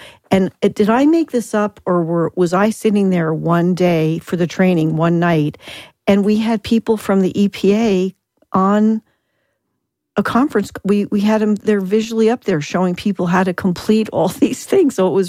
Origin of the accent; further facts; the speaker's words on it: Southwest, United States; I'm from the Southwest